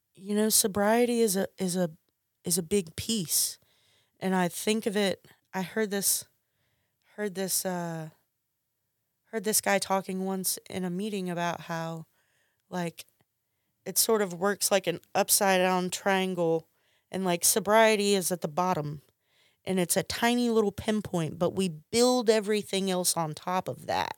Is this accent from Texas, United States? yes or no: no; McComb, Mississippi, United States; also born or lived in Hattiesburg, Mississippi; started attending the junior college in my hometown